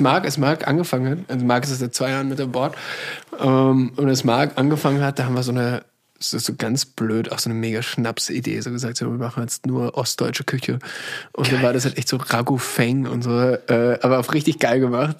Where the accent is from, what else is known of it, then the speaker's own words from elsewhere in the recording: Salzburg, Austria; moved away as an adult; now in Berlin, Germany; ich komme aus Salzburg